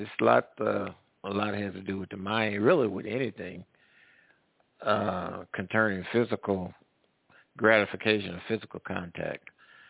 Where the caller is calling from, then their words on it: Midwest, United States; I'm calling from the Midwest.